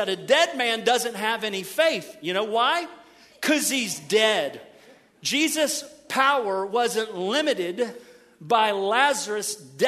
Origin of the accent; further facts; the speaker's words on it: Middletown, Ohio, United States; now in Cocoa, Florida, United States; Oh, that's my hometown.